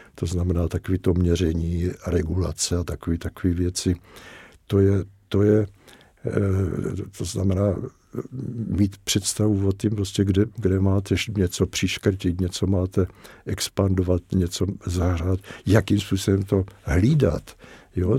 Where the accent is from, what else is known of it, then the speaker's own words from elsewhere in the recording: Czechia; že jsme Češi a že jsme, že jsme teda Čechoslováci